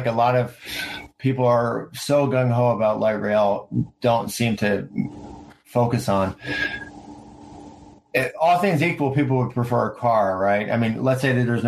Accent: United States; also born or lived in Washington, D.C.; now in San Diego, United States; I lived in like DC and I grew up near New York

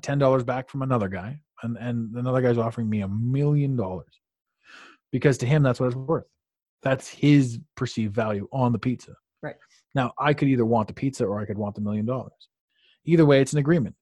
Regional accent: Canada; as a Canadian

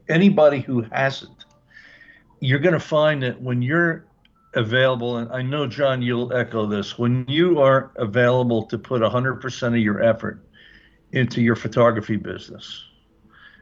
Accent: East Coast, United States; also born or lived in Midwest; now in Oregon, United States; I grew up on the East Coast

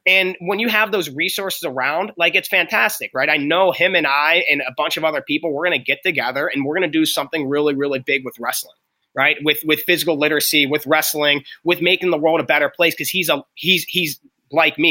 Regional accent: Pittsburgh, Pennsylvania, United States; I'm from Pittsburgh.

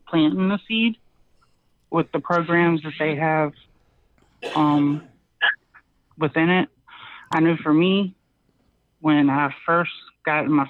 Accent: Richmond, Virginia, United States; I'm from Richmond, Virginia

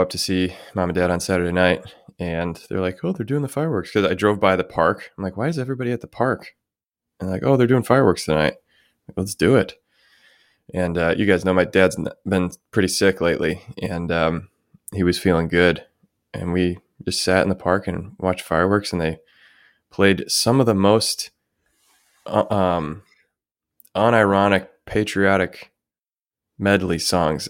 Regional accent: United States; my hometown, where my parents still live

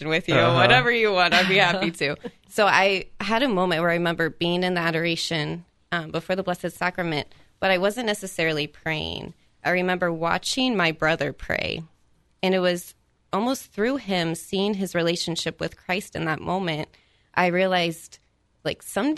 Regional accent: Columbus, Ohio, United States; moved away; I am actually from Columbus, Ohio

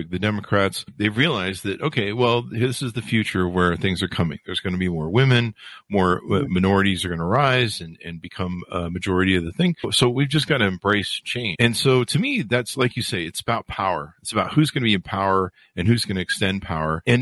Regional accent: the South, United States; I grew up seeing going in the South and seeing segregated, uh, bathrooms and stuff, fountains.

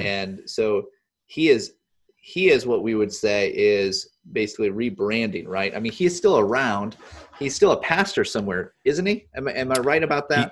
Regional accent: Wisconsin, United States; I'm from Wisconsin, and I'm from just a few hours from the Twin Cities

